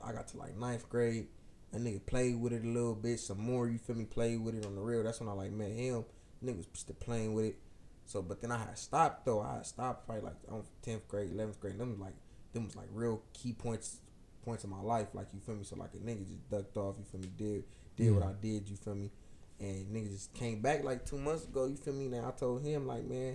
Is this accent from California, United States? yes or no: yes; Lynwood, California, United States; also born or lived in Compton / Watts; I grew up in West California, man. Really, okay. Like the Linwood area